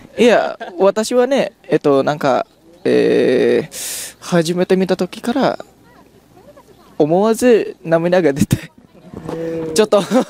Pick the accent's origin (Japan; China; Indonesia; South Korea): Indonesia; Japanese is a second language; 私たちもインドネシア人